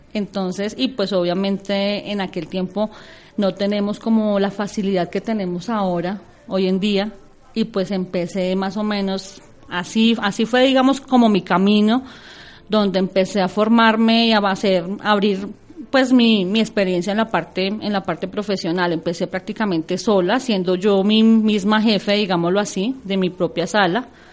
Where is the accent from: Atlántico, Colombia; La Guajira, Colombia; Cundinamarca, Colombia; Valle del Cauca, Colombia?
Cundinamarca, Colombia; Cajicá; also born or lived in Tabio, Cundinamarca; yo, eh, soy nacida en Tabio, Cundinamarca, pero toda mi vida he vivido en Cajica.